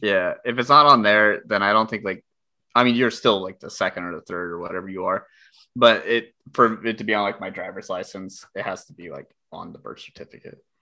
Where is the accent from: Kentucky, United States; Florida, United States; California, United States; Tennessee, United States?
California, United States; accent: California; my California accent